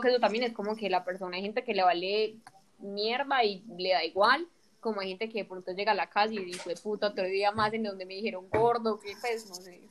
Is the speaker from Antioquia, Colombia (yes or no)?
yes; Antioquia, Colombia; somos nosotros los paisas